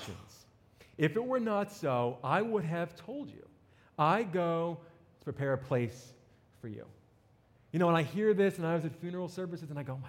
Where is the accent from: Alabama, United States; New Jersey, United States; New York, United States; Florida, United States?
New Jersey, United States; accent: New Jersey; moved away; I grew up in New Jersey